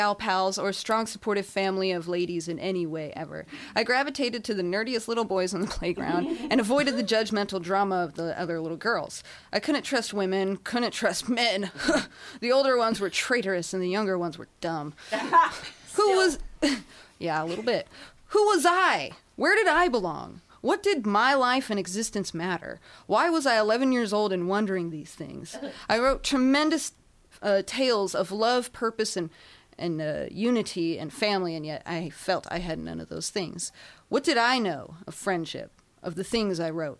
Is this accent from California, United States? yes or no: yes; Inland Empire, California, United States; I hail from the Inland Empire